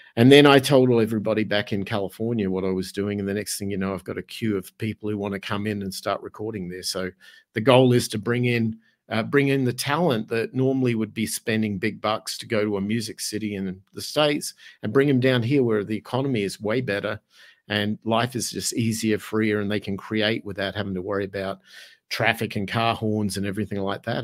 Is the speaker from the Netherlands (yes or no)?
no; Australia; moved away as an adult; also born or lived in Los Angeles / Arizona; now in San Miguel de Allende, Mexico; my accent kind of gives it away, 'cause originally I'm from Australia.